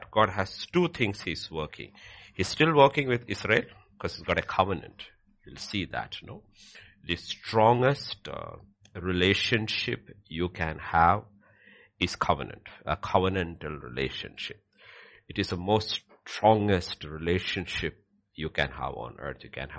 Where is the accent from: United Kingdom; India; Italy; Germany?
India; I am Indian